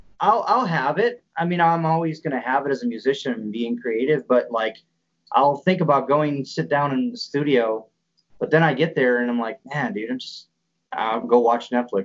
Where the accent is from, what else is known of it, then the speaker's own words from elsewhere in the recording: Midwest, United States; Midwestern people, I mean, again, I'm from the Midwest.